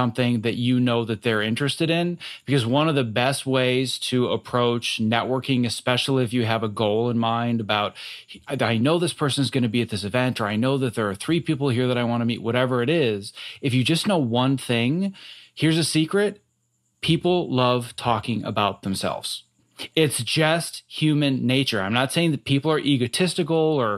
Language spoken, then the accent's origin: English; Wisconsin, United States; born or raised there; moved away